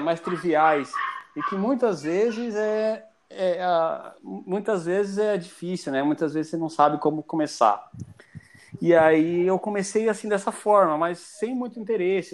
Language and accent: Portuguese; Ponta Porã, Mato Grosso do Sul, Brazil; now in Joinville, Brazil; E estou morando em Joinville já há mais tempo do que na minha cidade natal. Eu sou de Mato Grosso do Sul, cara, uma cidade que faz fronteira com o Paraguai, chamada Ponta Porã